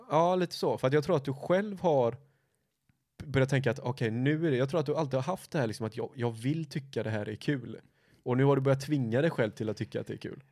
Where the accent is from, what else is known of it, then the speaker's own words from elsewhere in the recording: Gothenburg, Västra Götaland, Sweden; vi är ju göteborgare